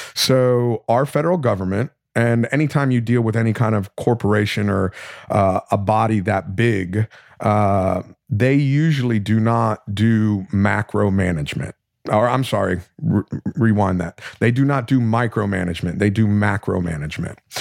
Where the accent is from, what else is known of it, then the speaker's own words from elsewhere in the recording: South Florida, United States; I'm from, I grew up in South Florida